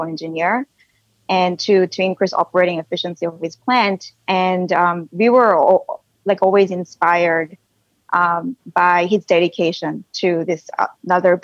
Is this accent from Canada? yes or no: no; South Korea; now in Silicon Valley, United States; when I was little, growing up in Korea with my two sisters